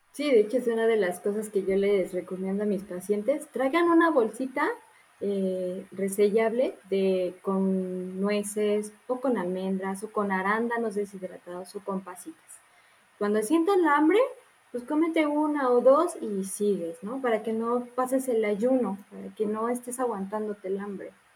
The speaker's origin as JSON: {"language": "Spanish", "town": "Morelia", "region": "Michoacán", "country": "Mexico", "said": "Yo soy de Morelia"}